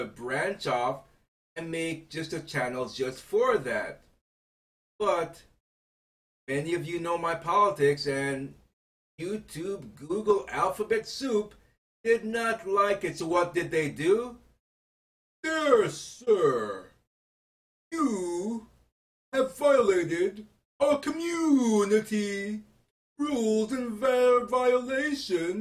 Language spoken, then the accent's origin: English; United States; I am an American citizen